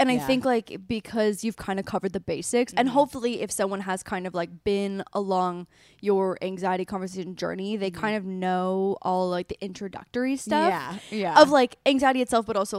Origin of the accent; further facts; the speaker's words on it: Canada; I'm from Canada. Yeah. It means college. Yeah. But in Canada, we call it community college.